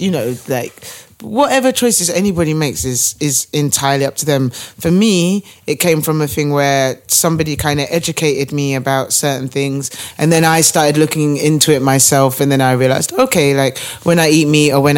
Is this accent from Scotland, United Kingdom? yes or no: no; Brighton, South East England, United Kingdom; moved away as an adult; now in London, United Kingdom; I'm originally from Brighton. Mm. So I've lived in London about 8 years